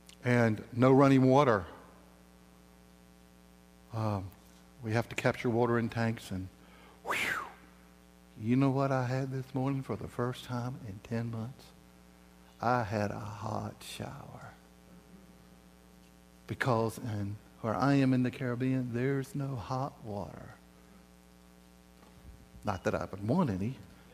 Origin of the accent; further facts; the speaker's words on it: the South, United States; I'm from the South